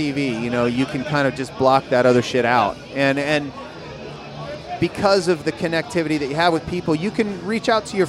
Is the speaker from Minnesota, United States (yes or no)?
yes; Minnesota, United States; I grew up in Minnesota in the middle of the United States, north